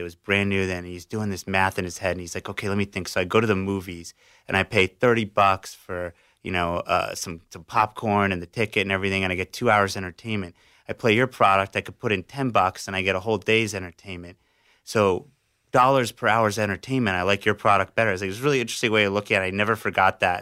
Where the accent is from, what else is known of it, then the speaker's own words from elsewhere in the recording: South Florida, United States; I grew up in South Florida